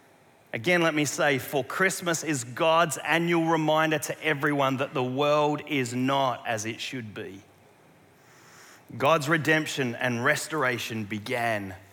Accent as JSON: {"language": "English", "region": "South Australia", "country": "Australia", "tie": "born or raised there", "moved": "yes", "said": "near where we grew up in South Australia"}